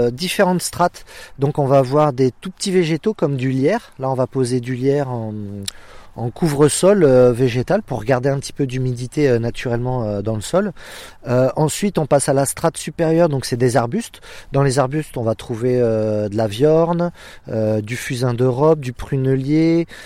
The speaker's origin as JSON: {"language": "French", "region": "Centre-Val de Loire", "country": "France", "said": "me réenraciner en fait chez moi en Touraine, de relocaliser mes activités, et puis de boucler une boucle."}